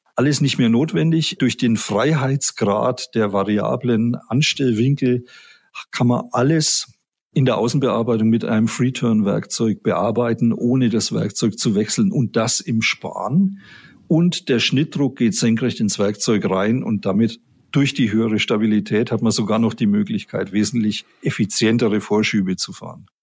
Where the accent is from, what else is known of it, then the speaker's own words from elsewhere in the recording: Erlangen, Bavaria, Germany; ich bin gebürtiger Mittelfranke, ich komme aus Erlangen